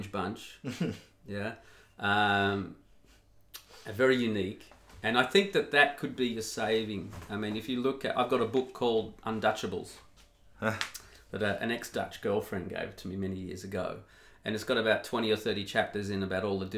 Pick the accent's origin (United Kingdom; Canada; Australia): Australia; now in Netherlands; as an Australian